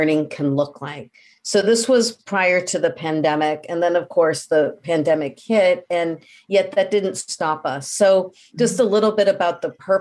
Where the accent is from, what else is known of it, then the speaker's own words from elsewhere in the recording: Midwest, United States; now in Belmont, United States; we're both from the Midwest